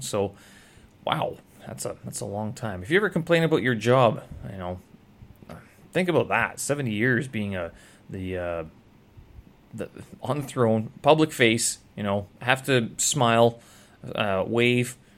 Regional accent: Canada; moved away as an adult; now in Beijing, China; I'm from Canada

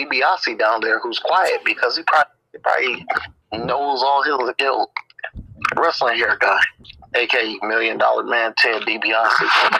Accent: Michigan, United States; I'm from Michigan, the great state of Michigan

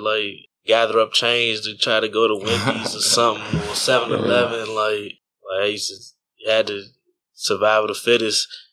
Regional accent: Temple Hills, Maryland, United States; also born or lived in Virginia / Washington, D.C. / Richmond, Virginia; I grew up in Maryland and D.C., so I grew up in D.C. because of him

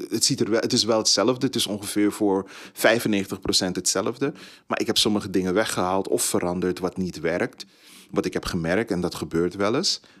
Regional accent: Suriname; Ik ben Surinamer, maar ik kom met twee bevolkingsgroepen uit Suriname.

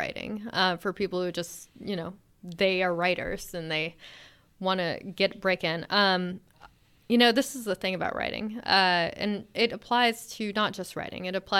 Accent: California, United States; also born or lived in Alabama / Texas; Originally, I'm from Alabama. And lived in Texas for a bit, and then mostly grew up in California. And then I sort of moved around for school. I was in New Hampshire

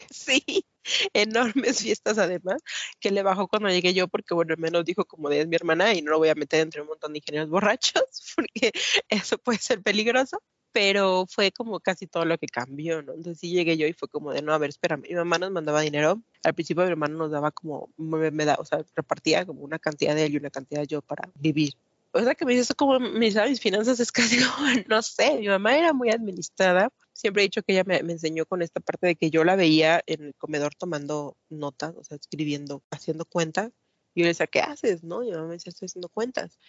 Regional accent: Matamoros, Tamaulipas, Mexico; moved away as an adult; now in Mexico City, Mexico; yo crecí en Matamoros, Tamaulipas, nací aquí, pero me llevaron para allá cuando tenía como dos meses, entonces básicamente me crié en la frontera de México

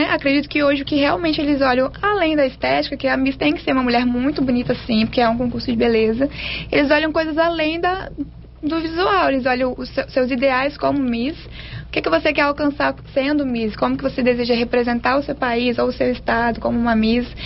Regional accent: Vitória, Espírito Santo, Brazil; also born or lived in Linhares; Eu nasci em Linhares e vim para Vitória com dois anos de idade.

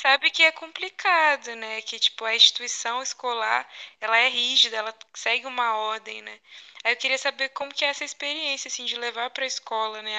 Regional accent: Rio Espera, Minas Gerais, Brazil; eu sou de uma cidade do interior de Minas Gerais, que chama Rio Espera

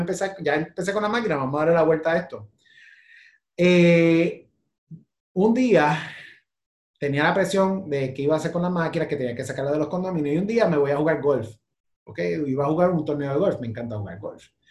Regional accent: Puerto Rico; Nosotros somos como la China del Caribe

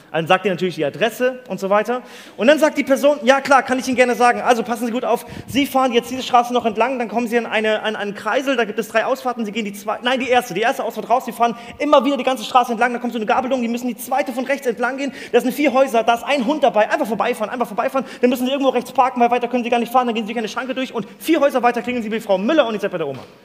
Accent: Mali; Ich bin in Mali aufgewachsen, in der Sahara

